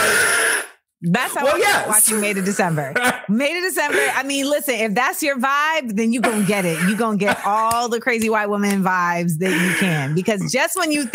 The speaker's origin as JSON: {"language": "English", "town": "Los Angeles", "region": "California", "country": "United States", "tie": "born or raised there", "said": "I grew up on the West Side."}